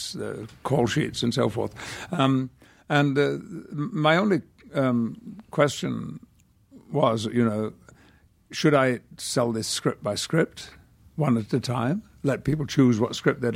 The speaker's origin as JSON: {"language": "English", "country": "United Kingdom", "moved": "yes", "lives_now": "United States", "said": "I do have a very strong feeling about being British"}